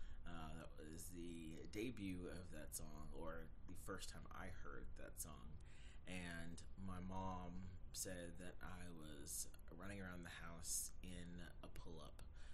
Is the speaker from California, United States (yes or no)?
no; Atlanta, Georgia, United States; moved away as an adult; now in South Carolina, United States; I'm 31 years old. I'm originally from Atlanta, Georgia, but I've been in South Carolina for over 10 years.